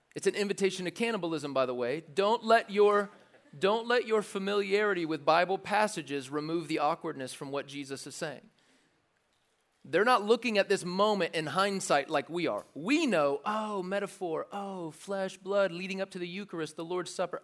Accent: the South, United States; I didn't grow up in church, but I grew up in the South enough to drive past churches

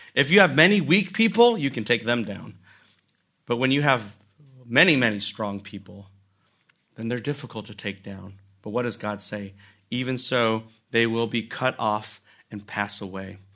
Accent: United States; we as Americans

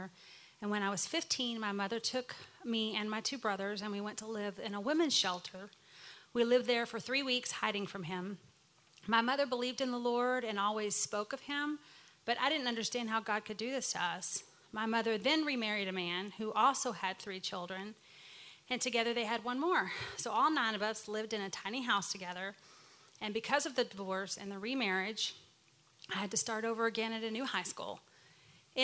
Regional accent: Texas, United States; Bobby and I were both born and raised in Texas

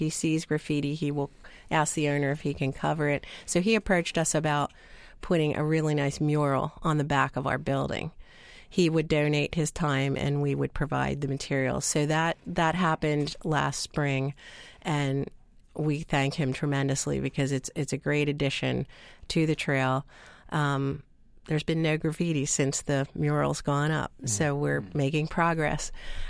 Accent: Ephrata, Pennsylvania, United States; I am from Ephrata.

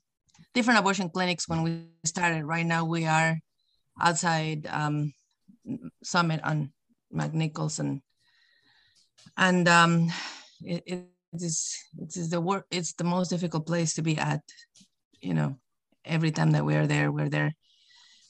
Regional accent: Mexico; now in United States; so I grew up in Mexico

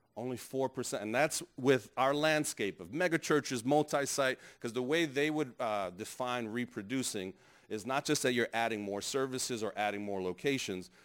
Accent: New York City, New York, United States; I grew up in New York.

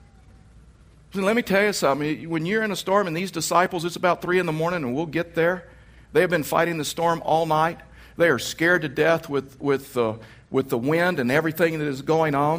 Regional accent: Texas, United States; moved away; I was raised in Texas

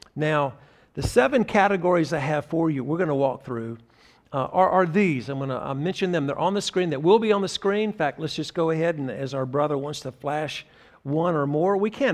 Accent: Graham, North Carolina, United States; Part of my heritage was growing up in Graham, North Carolina, a very small town between Greensboro, North Carolina, and Chapel Hill

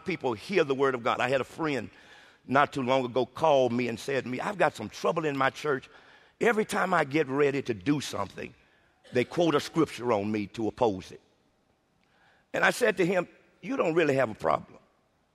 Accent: Arkansas, United States; I'm from Arkansas, so you know country words I've become familiar

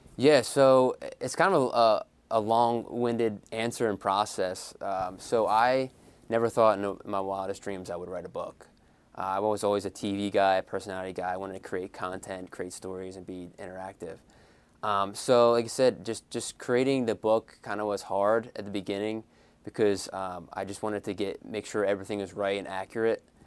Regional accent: Philadelphia, Pennsylvania, United States; I'm from Philadelphia myself

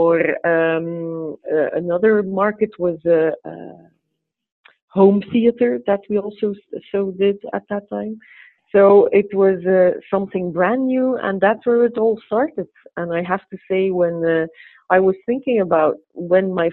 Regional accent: Kortrijk, Flanders, Belgium; also born or lived in England; I was born and raised in Kortrijk

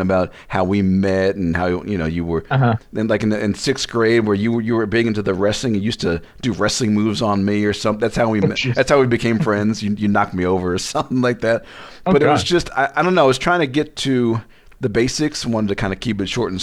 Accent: Las Vegas, Nevada, United States; I'm from Vegas

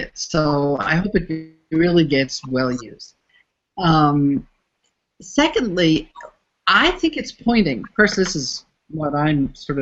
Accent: United States; first language English; moved away as an adult; also born or lived in Canada; now in Mexico; born and raised in the United States

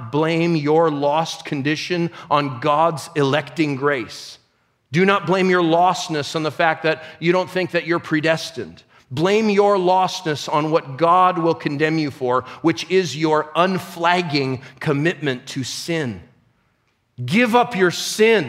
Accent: United States; I'm an American

